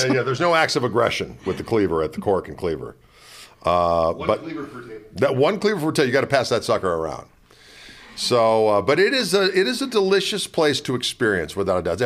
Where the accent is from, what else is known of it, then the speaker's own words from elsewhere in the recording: Wauwatosa, Wisconsin, United States; My hometown is Wauwatosa, Wisconsin.